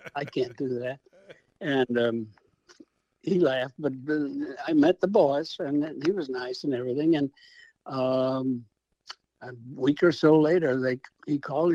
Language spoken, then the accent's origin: English; St. Louis, Missouri, United States; we grew up in South St. Louis in the city